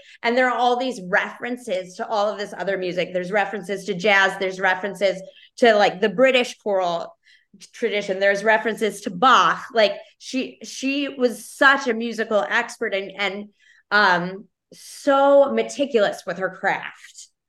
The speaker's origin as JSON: {"language": "English", "town": "Chicago", "region": "Illinois", "country": "United States", "tie": "born or raised there", "said": "I grew up in Chicago with a single parent."}